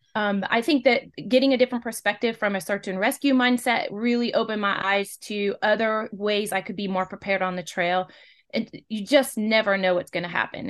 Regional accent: West Coast, United States; now in Western North Carolina, United States; originally, I'm from the West Coast

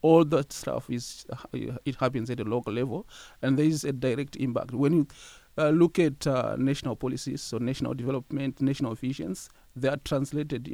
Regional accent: Zimbabwe; moved away as an adult; now in London, Canada; I am from Zimbabwe. I came to Western as an international student

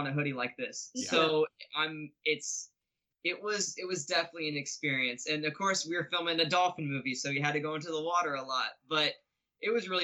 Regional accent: the South, United States; I'm from the South

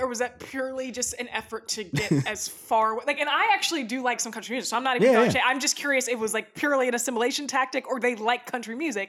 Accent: Northern Virginia, United States; because I don't necessarily consider myself a southerner because I grew up in Northern Virginia outside of DC

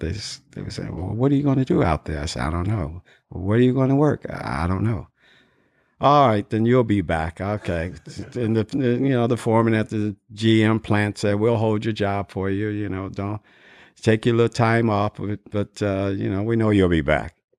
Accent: Dayton, Ohio, United States; moved away as an adult; also born or lived in California; I was born in Dayton, Ohio and, uh, graduated from high school in nineteen sixty-six

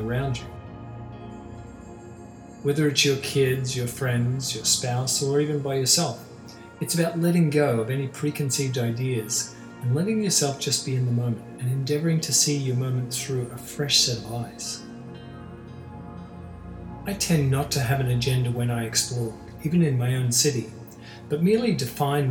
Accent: Australia; moved away as an adult; now in Toronto, Canada; I'm Australian and grew up there, I've lived in Toronto for many years now.

